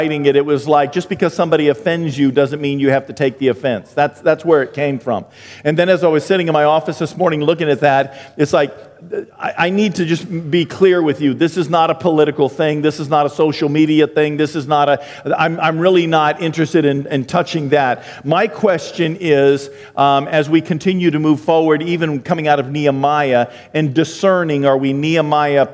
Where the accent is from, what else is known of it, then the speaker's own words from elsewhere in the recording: Maine, United States; moved away; I'm from Maine